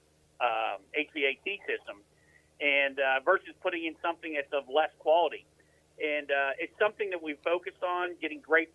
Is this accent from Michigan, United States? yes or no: no; Western Pennsylvania, United States; now in North Carolina, United States; I'm not from around here originally, right? I'm from Western Pennsylvania.